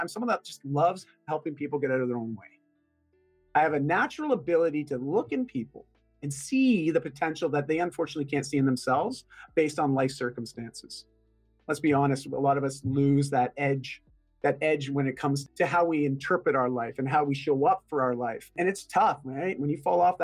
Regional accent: Canada; first language English; I'm Canadian.

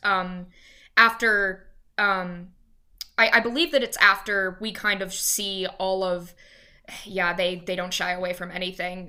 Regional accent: Louisiana, United States; born or raised there; now in Dallas, United States

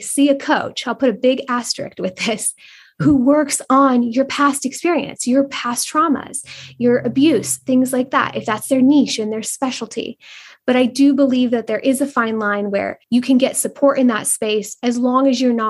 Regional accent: Northern California, United States; moved away; I'm originally from Northern California where there's big, beautiful oaks

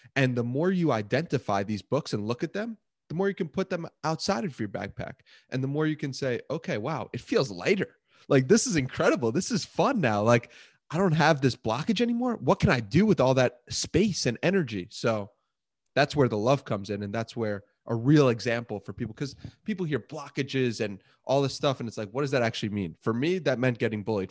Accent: Port Washington, New York, United States; Grew up in this beautiful place called Port Washington, New York

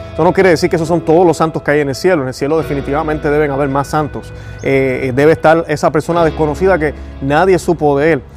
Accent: Puerto Rico; yo soy puertorriqueño, tengo mi acento

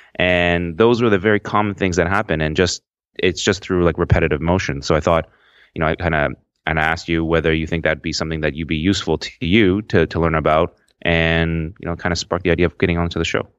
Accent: Toronto, Ontario, Canada; I'm, I'm from Toronto, Canada

